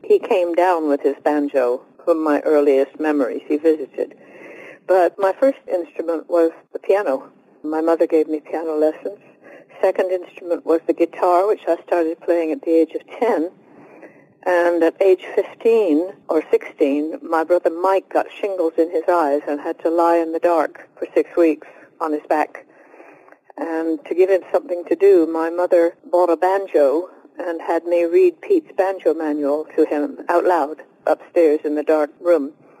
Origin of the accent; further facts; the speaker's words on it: United Kingdom; Well, I am British.